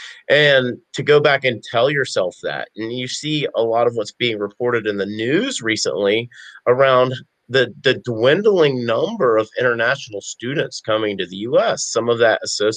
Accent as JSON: {"language": "English", "region": "the South", "country": "United States", "tie": "born or raised there", "said": "I'm a Southerner, born and raised"}